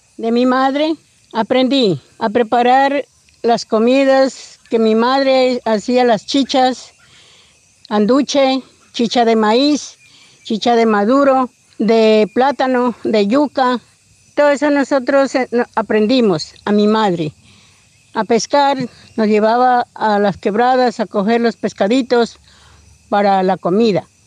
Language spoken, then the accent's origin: Spanish; Puerto Umbría, Putumayo, Colombia; Nací en Puerto Umbría, Putumayo. Mi padre era ingano, mi madre era siona. Nosotros vivíamos en Umbría, trabajábamos con mi padre. Y nosotros nos crecimos allá en ese pueblo